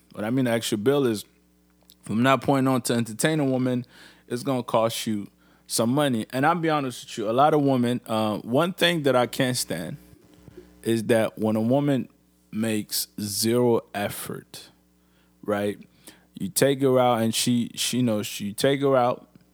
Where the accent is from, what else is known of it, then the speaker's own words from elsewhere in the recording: Niger; now in Canada; I'm in Canada, but Niger is really my home